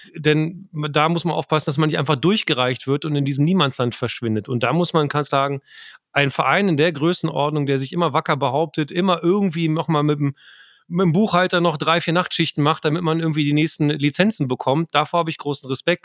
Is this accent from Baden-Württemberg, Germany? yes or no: no; Lower Saxony, Germany; Ich bin ja Niedersachse und bin tatsächlich mit einer gewissen Nordbrille ausgestattet